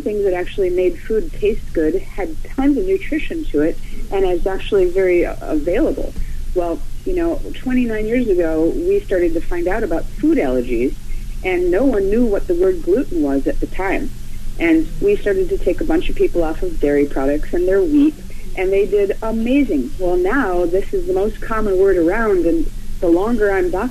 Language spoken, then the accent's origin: English; Florida, United States; I'm from Florida